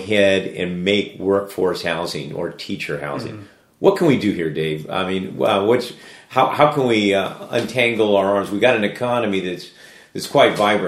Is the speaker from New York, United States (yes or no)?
no; Daly City, California, United States; I grew up in Daly City, one of the largest, or it is the biggest city in the county